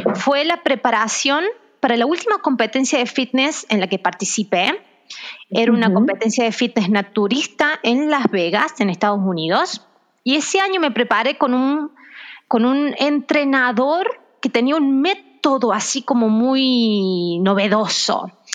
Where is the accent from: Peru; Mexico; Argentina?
Argentina; now in Brazil; en Argentina, de donde yo soy